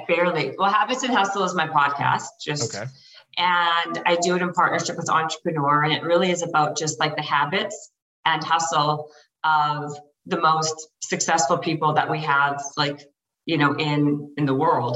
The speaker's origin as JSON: {"language": "English", "country": "Canada", "moved": "as an adult", "lives_now": "Los Angeles, United States", "said": "I'm Canadian, so I was here in LA on a worker's visa"}